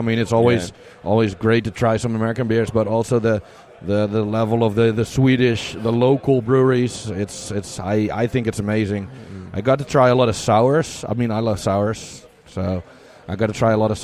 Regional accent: Netherlands; I'm from the Netherlands

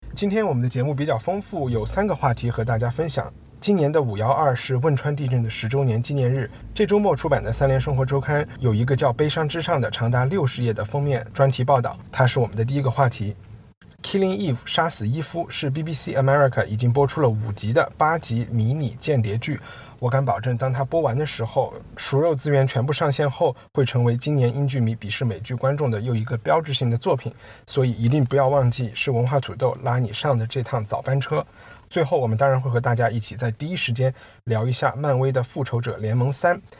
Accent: Chengdu, Sichuan, China; moved away as an adult; also born or lived in United Kingdom; 作为一个成都人和四川人

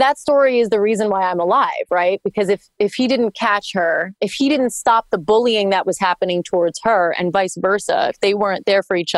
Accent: Hoboken, New Jersey, United States; growing up in Hoboken, New Jersey, it's super diverse over by New York

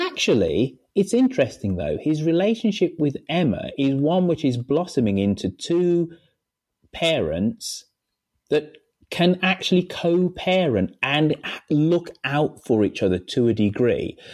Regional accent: Birmingham, West Midlands, United Kingdom; born or raised there; moved away as an adult; now in London, United Kingdom

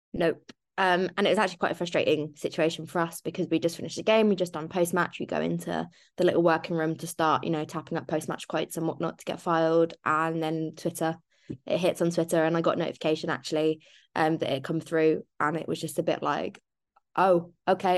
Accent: Ireland; I'm Irish

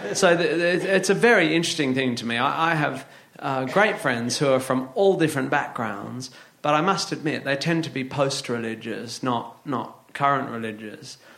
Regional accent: Northampton, East Midlands, United Kingdom; I was born in Northampton

